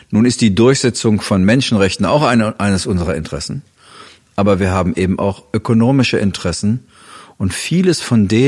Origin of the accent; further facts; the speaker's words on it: Germany; muss man als Deutscher immer erstmal sagen, dass das bislang nur eine Behauptung ist.